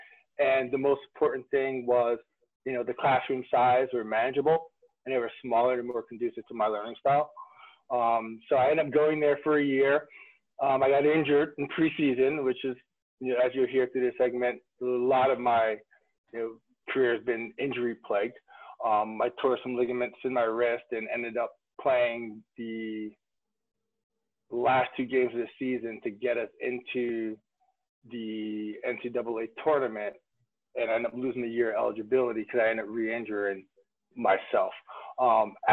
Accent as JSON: {"language": "English", "area": "Monmouth County", "region": "New Jersey", "country": "United States", "tie": "born or raised there", "also_born_or_lived": "North Carolina", "moved": "as an adult", "said": "I grew up in Monmouth County, New Jersey"}